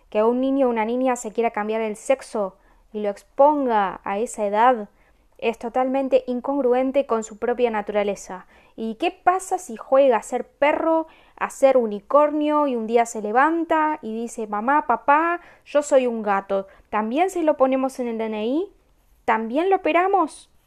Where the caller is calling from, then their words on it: Villa Celina, Buenos Aires Province, Argentina; de Villa Celina.